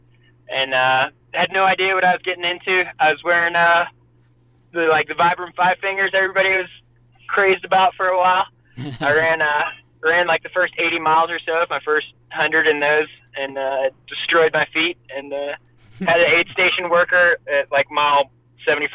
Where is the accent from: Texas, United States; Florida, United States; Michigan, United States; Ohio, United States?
Ohio, United States; Columbus; I ran in high school in Columbus, Ohio